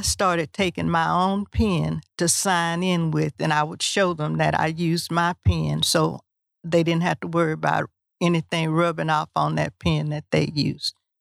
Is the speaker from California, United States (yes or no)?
no; Huntsville, Texas, United States; I was from Huntsville